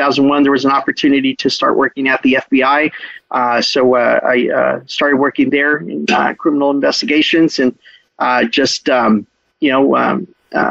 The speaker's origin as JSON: {"language": "English", "town": "Brownsville", "region": "Texas", "country": "United States", "tie": "born or raised there", "also_born_or_lived": "Cancun, Mexico", "moved": "yes", "said": "I'm the only one that was born here in Brownsville. Grew up in Brownsville, Texas, which is on the tip of Texas there"}